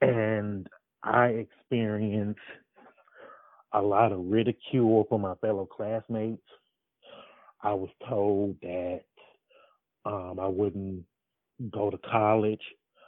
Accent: Atlanta, Georgia, United States; I live in Atlanta, Georgia.

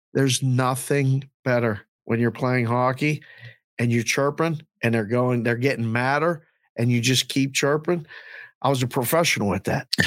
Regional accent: Pittsburgh, Pennsylvania, United States; now in Las Vegas, United States; I'm from Pittsburgh, but we live here

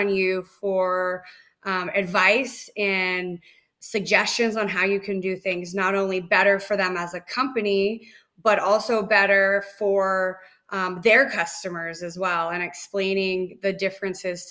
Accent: Nevada, United States; I grew up in Nevada

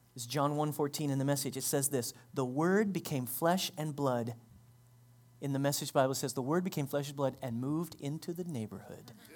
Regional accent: United States; We, as American Christians

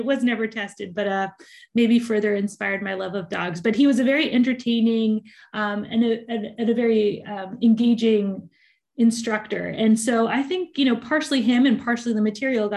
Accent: Richmond, British Columbia, Canada; I grew up in Richmond, British Columbia

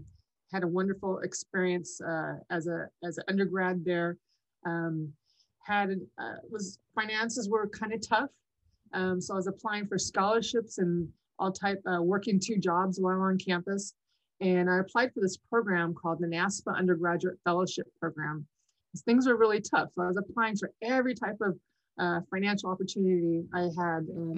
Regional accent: Imperial Valley, California, United States; my hometown, Imperial Valley College

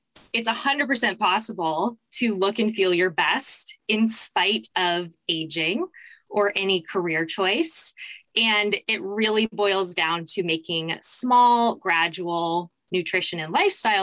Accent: Mesa, Arizona, United States; moved away as an adult; also born or lived in New York City; I was born and raised in Mesa, Arizona

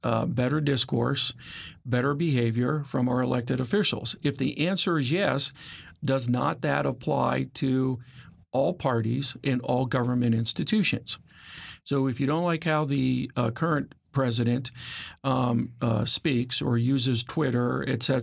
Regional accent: the North, United States; I'm from the North.

